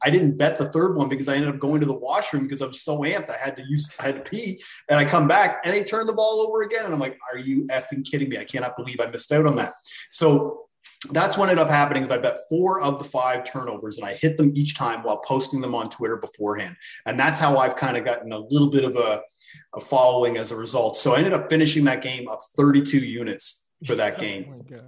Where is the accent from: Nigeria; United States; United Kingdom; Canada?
Canada; I am from Canada